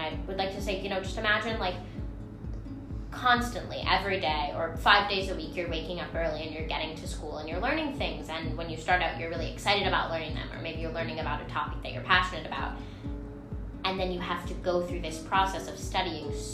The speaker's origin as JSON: {"language": "English", "region": "New York", "country": "United States", "said": "I'm 14. I'm from New York."}